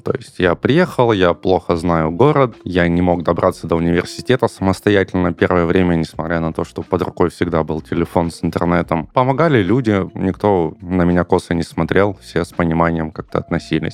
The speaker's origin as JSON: {"language": "Russian", "town": "Tuapse", "region": "Krasnodar Krai", "country": "Russia", "tie": "born or raised there", "moved": "as an adult", "said": "я родился в Краснодаре. В Туапсе попал в возрасте 9 лет. Родителям mm-hmm. предложили работу в Туапсе. Мы всей семьей переехали. И до 18 лет, до поступления в университет, я жил в Туапсе."}